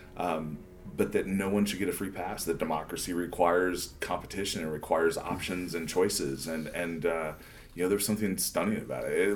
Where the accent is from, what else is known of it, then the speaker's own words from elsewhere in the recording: Northeast South Dakota, United States; also born or lived in Philadelphia / Washington, D.C. / Sioux Falls; I grew up in South Dakota